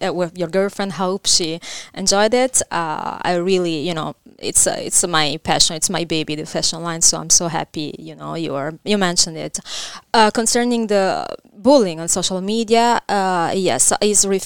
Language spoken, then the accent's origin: English; Caserta, Campania, Italy; English is a second language; moved away as an adult; I grew up in Caserta, nearby Naples.